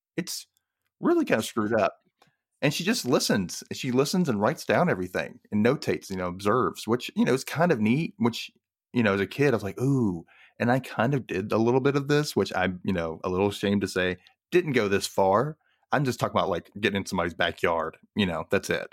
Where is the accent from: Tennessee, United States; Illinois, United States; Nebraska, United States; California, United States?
Tennessee, United States; Memphis; Memphis, Tennessee, which is where I was born